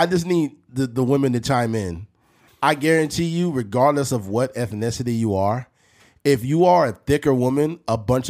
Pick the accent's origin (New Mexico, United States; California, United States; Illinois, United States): California, United States; Bakersfield; Nigga, I'm from Bakersfield.